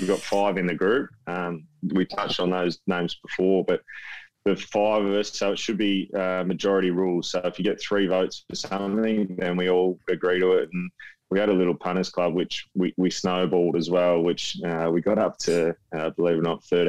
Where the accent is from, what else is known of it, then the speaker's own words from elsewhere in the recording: Benalla, Victoria, Australia; moved away as an adult; also born or lived in Brisbane / Adelaide; I grew up in Benalla